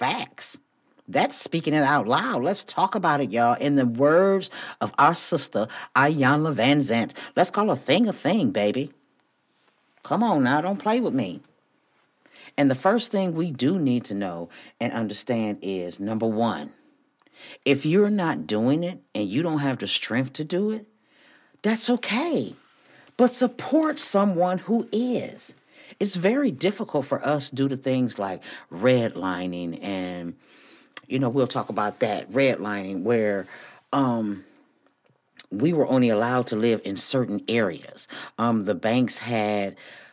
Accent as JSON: {"language": "English", "town": "Flint", "region": "Michigan", "country": "United States", "tie": "born or raised there", "also_born_or_lived": "Houston, Texas", "moved": "as an adult", "said": "me growing up in Flint, Michigan, we had Black-owned stores on every corner when I was growing up."}